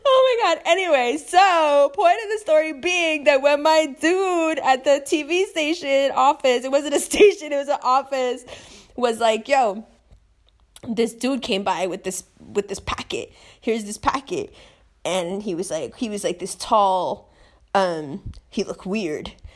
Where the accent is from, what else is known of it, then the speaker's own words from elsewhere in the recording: New York, United States; moved away as an adult; New York